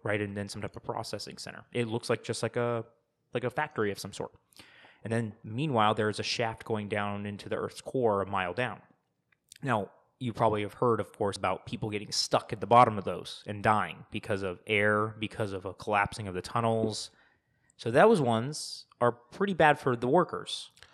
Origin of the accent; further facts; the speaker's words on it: Arizona, United States; we're from Arizona